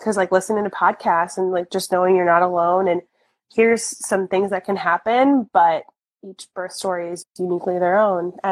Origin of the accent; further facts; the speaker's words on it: St. Louis, Missouri, United States; I'm born and raised in St. Louis. I still live here.